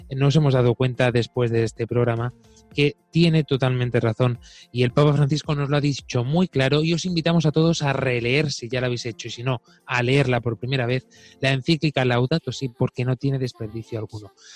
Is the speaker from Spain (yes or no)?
yes; Spain; yo esto lo he vivido de pequeño en mi pueblo